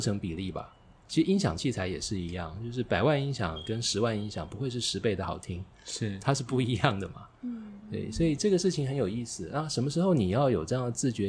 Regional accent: Taiwan; 那么我在青春时代成长的过程，台湾是后解严时代

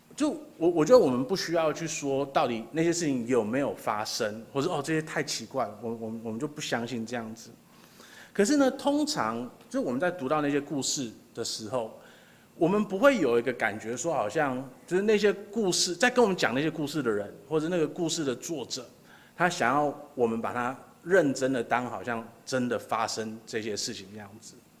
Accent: Taiwan; 我们家虽然是本省人，可是我们也是从大陆那边过来的

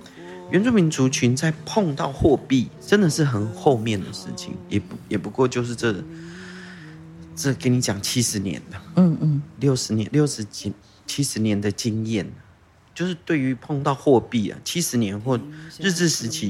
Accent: Tainan, Taiwan; first language Taiwanese Hokkien; 我是在台南出生的。嗯。我来到这个世界用的第一个语言是台语。我的父母亲那么的合理的认为，我应该要，我应该要很快的用用台语，因为希望我不要被不要被人家欺负啊。嗯，我在台南出生到六岁，回到爸爸的部落。

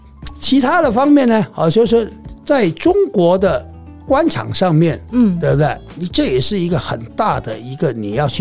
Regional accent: Taiwan; 就算我台湾人的生活习惯的去那边，肯定不习惯。

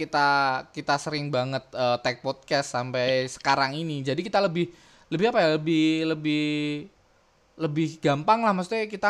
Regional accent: Java, Indonesia; kan kita maksudnya kita tuh orang Jawa

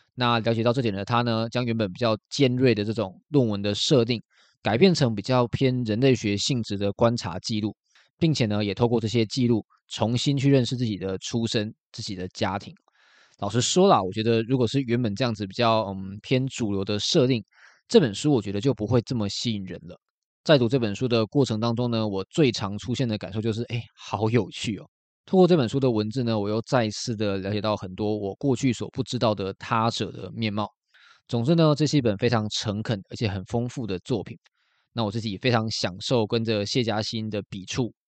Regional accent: Kaohsiung, Taiwan; 我也是七年级生，而且我也是高雄的小港人

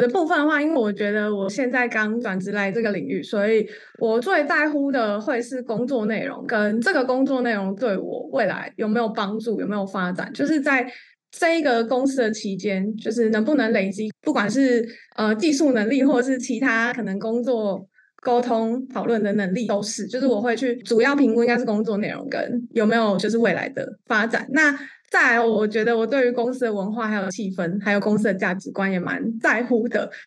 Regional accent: Kaohsiung, Taiwan; moved away; 那个时候我还在南部，我是高雄人

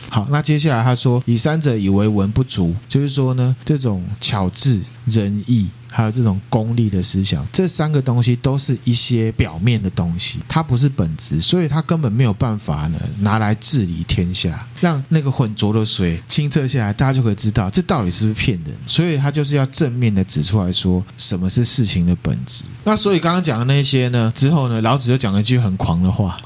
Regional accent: Taiwan; 我们台湾人

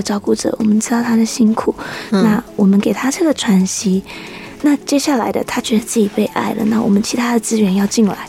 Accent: Hsinchu, Taiwan; now in Taitung, Taiwan; 在新竹。

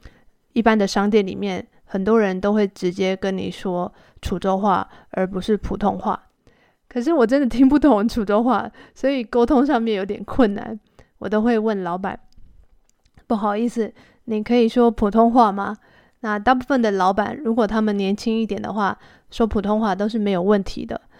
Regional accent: Taiwan; 因为我在台湾，我的家人也都是说台语，但是其实我跟他们聊天的时候，我不太会用台语。我父母跟我说台语，但是我回答的时候都是用国语。

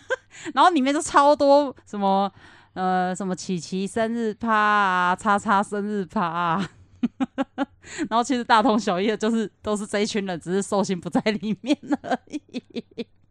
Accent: Kaohsiung, Taiwan; moved away; 我从高雄来

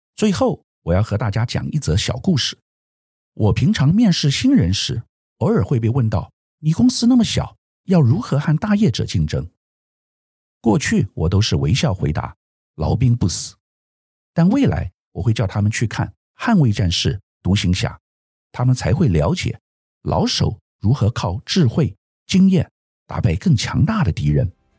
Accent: Taiwan; 作为台湾人

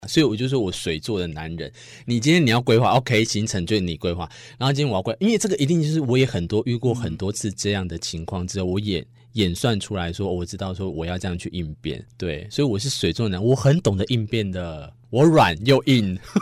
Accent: Tainan, Taiwan; 台南就是嗯。我主场嘛，我常去，所以又我老家

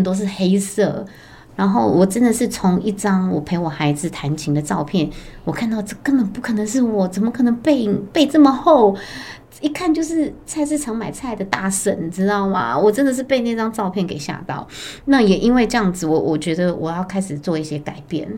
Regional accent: Taipei, Taiwan; 我也是台北人，那我本身是二宝妈

